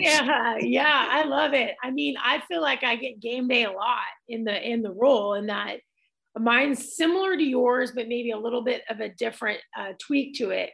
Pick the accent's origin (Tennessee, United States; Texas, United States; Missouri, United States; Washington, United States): Washington, United States; Tacoma; also born or lived in San Diego, California; my dad decided to move us from San Diego to Tacoma, Washington